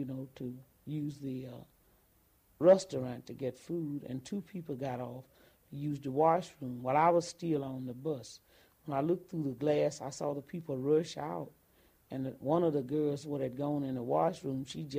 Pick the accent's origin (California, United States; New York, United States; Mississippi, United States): Mississippi, United States; Ruleville; I was from Ruval